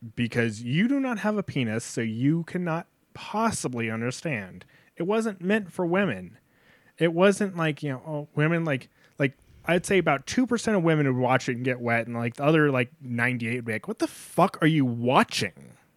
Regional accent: North Dakota, United States; I'm from North Dakota. That means I'm a oil field trash

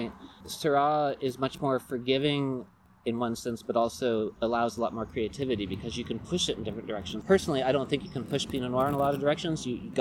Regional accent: California, United States; we are from California

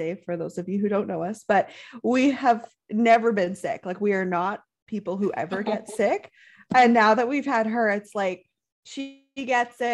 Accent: Canadian prairies, Canada; We are two Canadian prairie ladies raising babies, riding horses, and living the country life

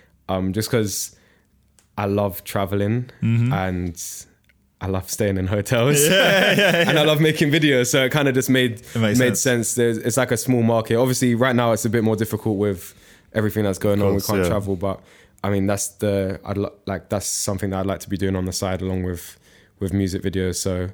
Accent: United Kingdom; I'd say I'm really British, so I'm used to Londoners. I know my way around London.

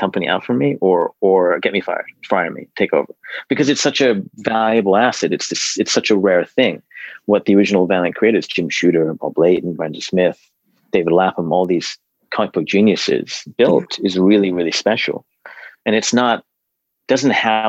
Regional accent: Hong Kong; moved away; a buddy of mine who I grew up with in Hong Kong

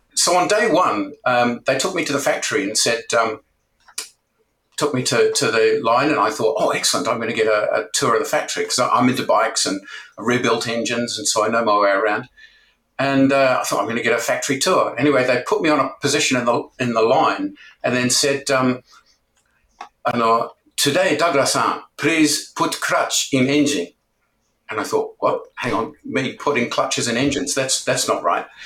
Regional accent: New Zealand; moved away as an adult; also born or lived in Japan; now in United Kingdom; originally, I'm from New Zealand

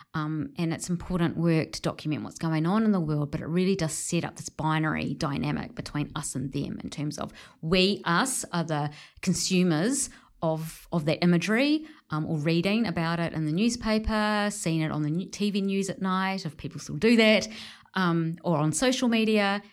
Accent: New Zealand; my positionality as a Pakeha, you know, um, a middle-class Pakeha, New Zealander

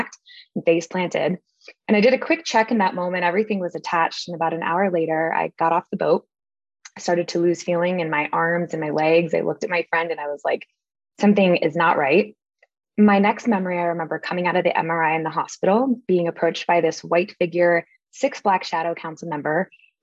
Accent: Connecticut, United States; I grew up in Connecticut on the East Coast

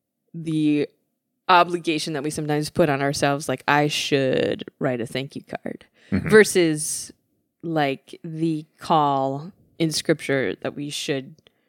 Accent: Midwest, United States; I'm from the Midwest.

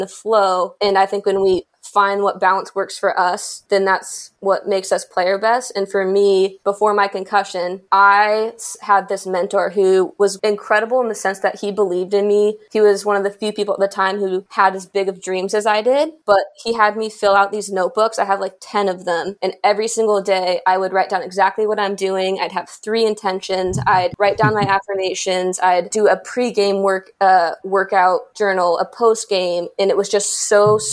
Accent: Portland, Oregon, United States; also born or lived in Wollongong, Australia; Portland was so special because I grew up actually playing at every single level in my hometown, like club, high school, college, pro.

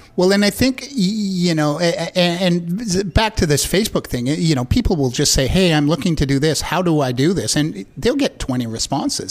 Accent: Vancouver, British Columbia, Canada; I grew up in Vancouver

